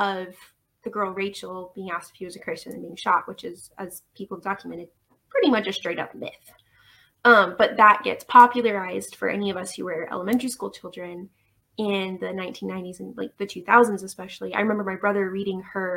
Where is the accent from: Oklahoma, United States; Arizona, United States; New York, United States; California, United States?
Oklahoma, United States; Tulsa; also born or lived in Owasso, Oklahoma; this urban area that I grew up in Tulsa and Owosso